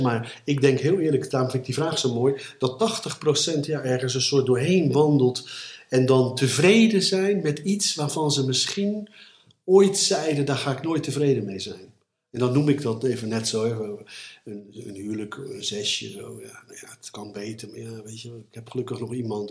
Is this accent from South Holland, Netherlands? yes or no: yes; Gouda, South Holland, Netherlands; ik ben opgegroeid in Gouden